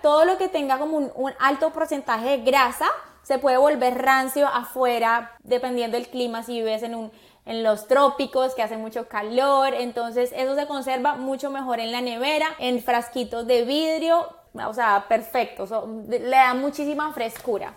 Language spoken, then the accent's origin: Spanish; Colombia; now in Miami, United States; como buena colombiana